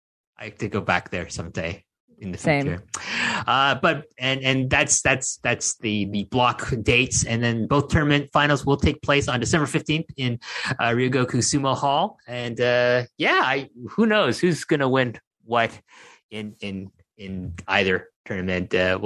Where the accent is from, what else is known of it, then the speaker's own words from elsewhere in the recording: Numazu, Shizuoka, Japan; There's two in the Shizuoka Prefecture, including in my hometown of Numazu.